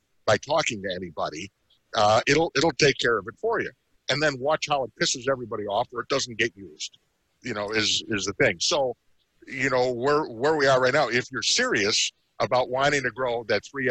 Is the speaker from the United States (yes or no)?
yes; Chicago, Illinois, United States; I'm from Chicago.